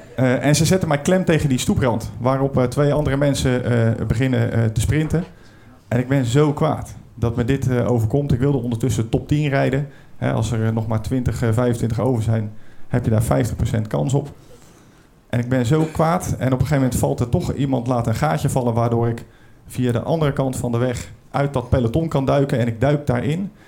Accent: Brielle, South Holland, Netherlands; Ik kom uit Den Briel, dat ligt een beetje onder de rook van Rotterdam.

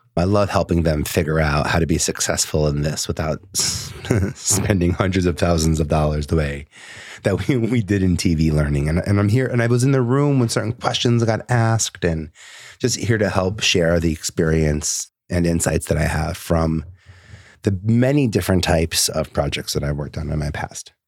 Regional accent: New York City, New York, United States; I was born and raised in Staten Island

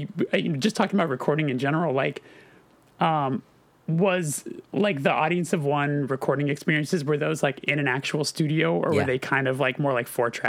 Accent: Orange County, California, United States; I was from Orange County.

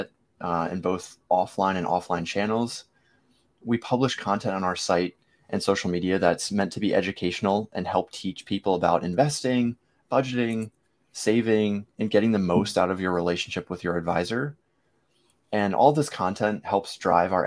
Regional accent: Virginia Beach, Virginia, United States; also born or lived in Norfolk, Virginia; I was born in Norfolk, but raised in this area my whole life.

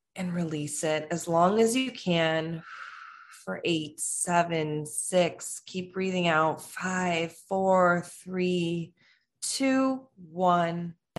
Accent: Chicago, Illinois, United States; I'm from Chicago

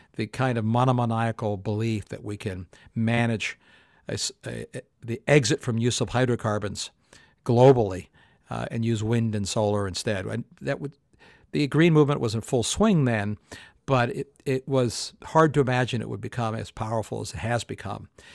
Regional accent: Canada; I grew up in Canada

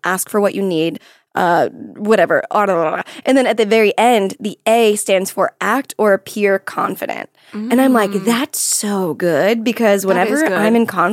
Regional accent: Florida, United States; I'm from Florida

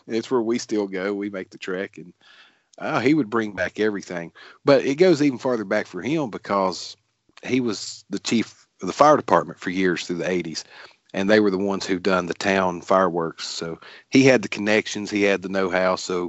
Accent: Glade Spring, Virginia, United States; We grew up in Glade Spring, Virginia, very small town.

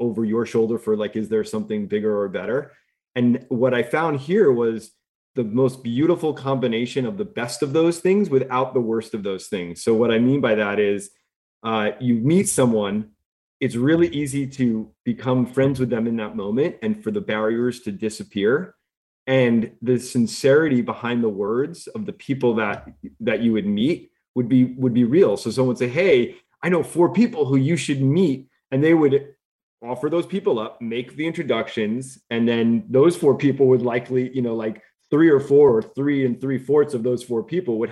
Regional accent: New York, United States; moved away as an adult; also born or lived in Los Angeles / Bay Area; I'm a New Yorker

